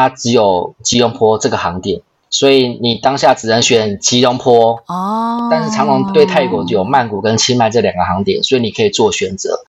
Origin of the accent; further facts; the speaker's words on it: Taiwan; moved away; 我是台湾人嘛，我很久没有回台湾了，所以我可能想要去找安琪喝个咖啡